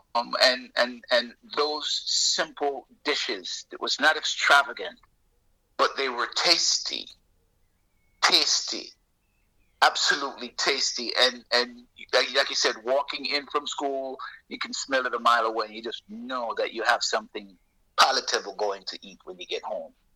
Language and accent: English; Jamaica; also born or lived in Toronto, Canada; now in Florida, United States; I'm Jamaican. Um, I am I'm I'm full-blooded Jamaican. Um, but I left I left the island um, in the early '70s and um, moved to Toronto, Canada